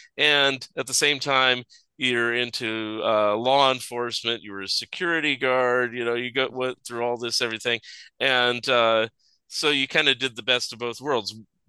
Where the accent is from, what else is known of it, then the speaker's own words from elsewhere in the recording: Saratoga, California, United States; also born or lived in San Jose; I grew up in San Jose Bay Area. I was born in San Jose, grew up in Saratoga